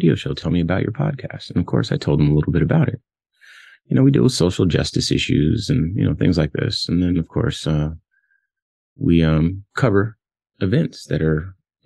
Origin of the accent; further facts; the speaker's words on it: Compton, California, United States; I'm from Compton, California, and I was born in the 80s